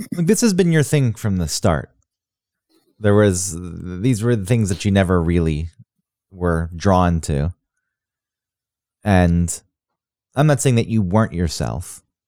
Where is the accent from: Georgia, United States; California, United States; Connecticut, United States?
Georgia, United States; Kennesaw; moved away; also born or lived in Acworth; people I went to high school with who've just stayed where we grew up in Kennesaw and Ackworth